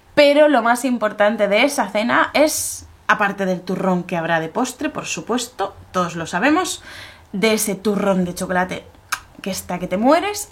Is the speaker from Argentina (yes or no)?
no; Spain